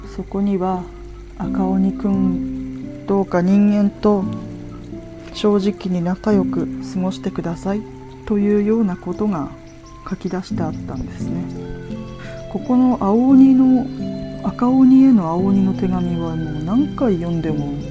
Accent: Yamagata, Japan; 私の地元が山形県なんですが

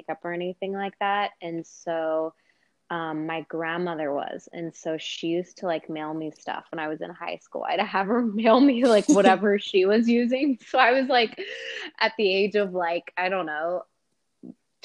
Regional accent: Colorado, United States; moved away as an adult; also born or lived in Dallas, Texas; now in Austin, United States; I was born in Dallas and then moved to Colorado when I was like 6. And stayed there for 17 years. So Colorado is pretty much where I grew up

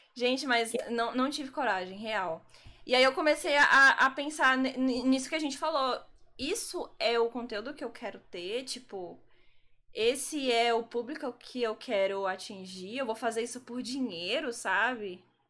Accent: Brasília, Federal District, Brazil; moved away as an adult; now in Salvador, Brazil; eu não sou da Bahia, eu sou de Brasília.

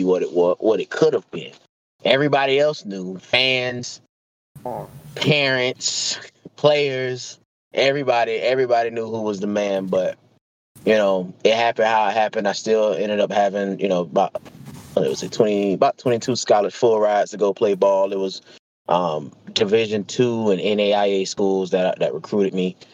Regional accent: Gainesville, Florida, United States; I'm born and raised in Gainesville.

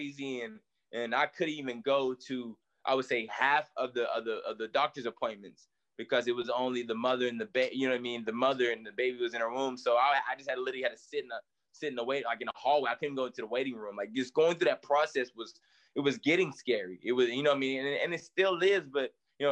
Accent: East Tennessee, United States; I grew up in East Tennessee

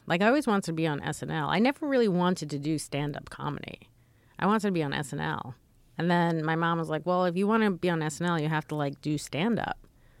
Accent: New York City, New York, United States; Oh, New York City. I'm from New York.

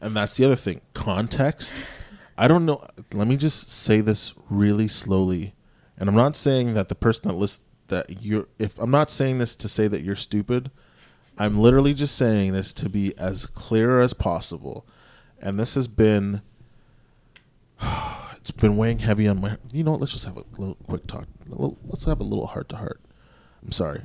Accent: Canada; My parents are from Jamaica. I was born in Canada

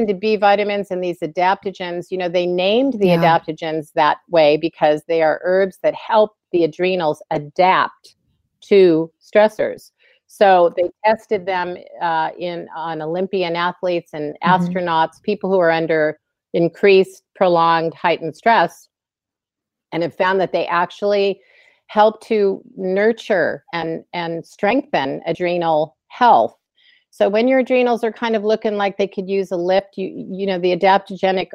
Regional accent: Illinois, United States; also born or lived in Pennsylvania; when I was a kid growing up in Illinois

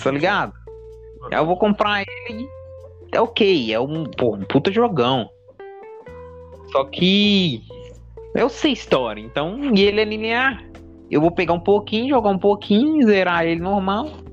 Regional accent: Brazil; a gente é brasileiro

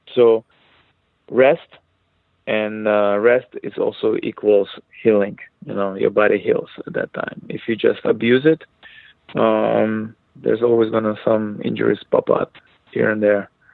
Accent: Israel; now in United States; when I was uh, growing up in Israel, I was non non non religious person

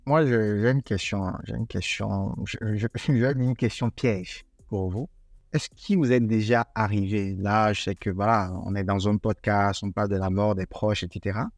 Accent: Togo; chez moi, au Togo

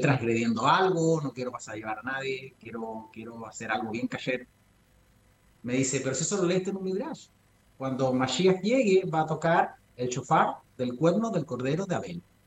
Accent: Ecuador; moved away; Yo viví en Ecuador. Mi infancia pasé en Ecuador

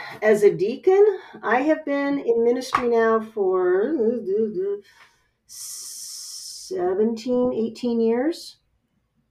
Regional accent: West Coast, United States; I come from the West Coast

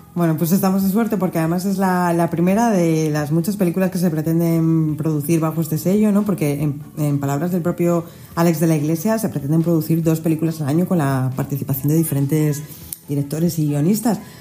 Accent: Spain; nosotros como españoles

